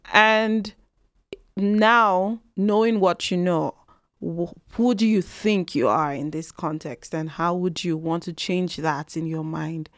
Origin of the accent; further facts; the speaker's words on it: Nigeria; now in Canada; I'm from Nigeria.